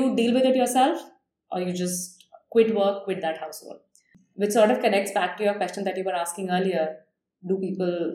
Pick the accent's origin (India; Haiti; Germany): India; growing up in India